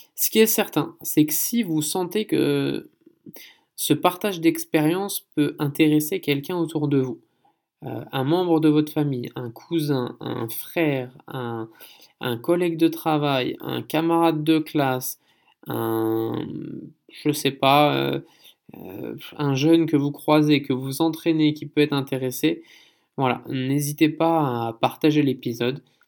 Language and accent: French; France; moved away as an adult; also born or lived in Canada; now in South Korea; en tant que Français